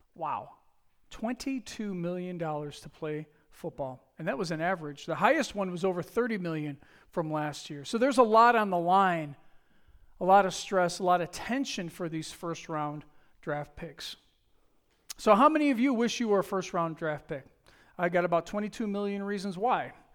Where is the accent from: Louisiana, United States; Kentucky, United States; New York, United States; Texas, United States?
New York, United States; Buffalo; I'm from Buffalo, New York.